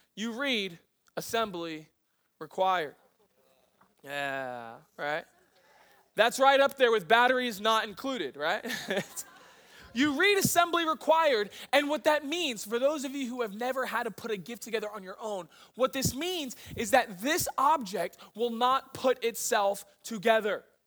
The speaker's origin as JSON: {"language": "English", "region": "East Coast", "country": "United States", "moved": "as an adult", "said": "I'm from the East Coast"}